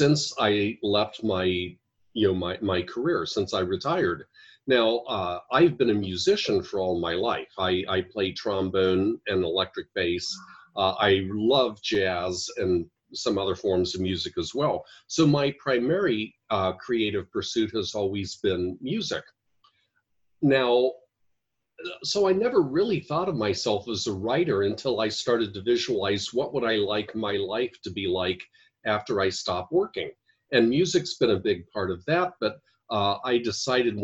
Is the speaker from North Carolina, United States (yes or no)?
no; Ohio, United States; moved away as an adult; also born or lived in Washington, D.C.; now in Chandler, Arizona, United States; I'm originally from Ohio, and where we had snow